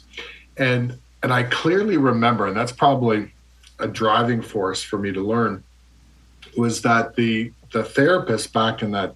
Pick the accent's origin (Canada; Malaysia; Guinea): Canada; moved away; also born or lived in Ontario; I'm from Canada originally.